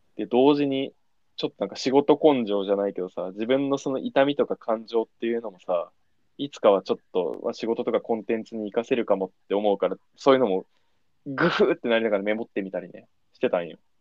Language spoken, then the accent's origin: Japanese; Niigata, Japan; moved away; 新潟、俺らね、新潟地元なんだけど